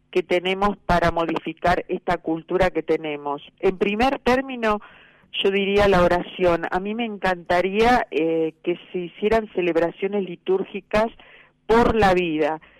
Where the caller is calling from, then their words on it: Monte Grande, Buenos Aires Province, Argentina; de Monte Grande, partido de Esteban Echavarría.